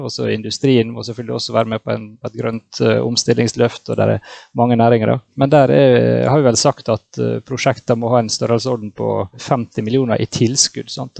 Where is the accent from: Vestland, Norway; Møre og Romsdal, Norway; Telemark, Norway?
Møre og Romsdal, Norway; Ålesund; Jeg kommer jo fra Ålesund, som noen kanskje hører, og her er vi glad i ferger